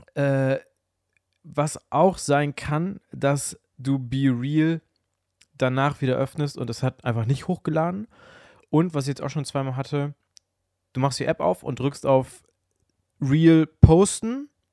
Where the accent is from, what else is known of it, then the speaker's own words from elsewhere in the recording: Bielefeld, North Rhine-Westphalia, Germany; als ich kleiner war, also so, ich sag mal so 8, 9, 10 aufwärts, saß ich bei uns zu Hause in Bielefeld, in Ubedissen, im Haus